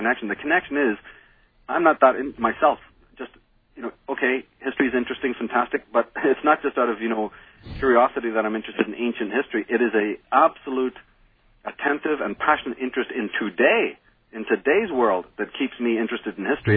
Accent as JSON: {"language": "English", "town": "Belfast", "region": "Northern Ireland", "country": "United Kingdom", "tie": "born or raised there", "moved": "yes", "said": "growing up in Belfast"}